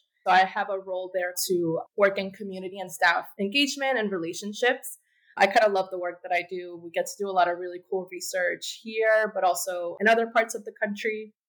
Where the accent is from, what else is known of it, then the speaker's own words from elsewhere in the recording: Revere, Massachusetts, United States; also born or lived in Mar del Plata, Argentina; I am originally from Argentina, from the beautiful city of Mar del Plata. I came here with my family when I was young. I actually grew up in Revere, Massachusetts, which is just north of Boston.